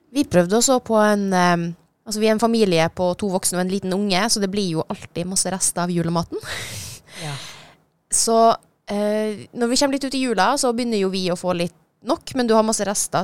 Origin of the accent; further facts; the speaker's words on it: Norway; also born or lived in Switzerland; Flytta til Norge da jeg var lita